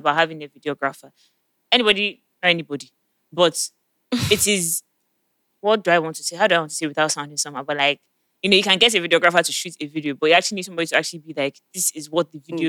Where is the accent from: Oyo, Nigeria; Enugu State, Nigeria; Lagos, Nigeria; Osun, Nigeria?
Lagos, Nigeria; if you're from Lagos, like some of us